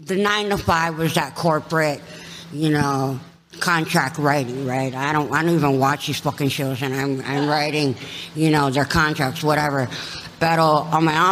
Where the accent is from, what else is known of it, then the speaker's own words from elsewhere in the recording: Kauai, Hawaii, United States; also born or lived in Los Angeles, California; now in Tucson, United States; born and raised on Kauai. In Hawaii, in Hawaii